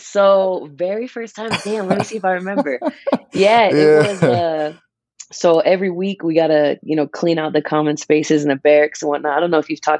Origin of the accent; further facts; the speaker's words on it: Springfield, Massachusetts, United States; moved away; so I'm from Massachusetts. Me and Steven actually found out late. We from the same city in Massachusetts. Shout out Springfield